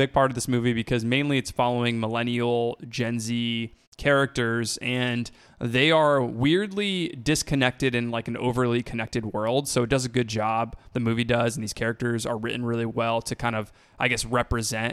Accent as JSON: {"language": "English", "region": "Florida", "country": "United States", "tie": "born or raised there", "said": "I grew up in Florida"}